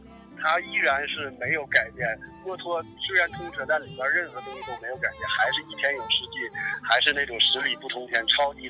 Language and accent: Chinese; Northeast China, China; 本身我普通话说的不好，东北人嘛